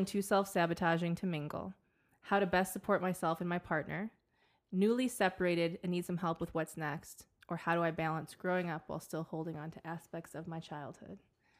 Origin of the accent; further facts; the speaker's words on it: Croatia; I'm from Croatia, 23, and a Sagittarius.